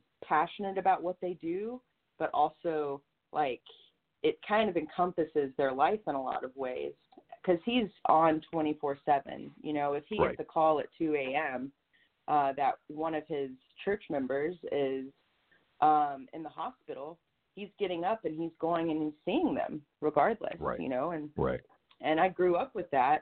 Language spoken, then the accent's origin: English; the South, United States; also born or lived in North Carolina / South Carolina; So I grew up in the South. I grew up in North Carolina and South Carolina.